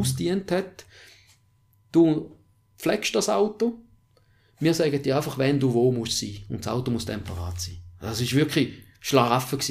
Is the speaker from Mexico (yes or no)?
no; Switzerland; Ich bin in der Schweiz aufgewachsen.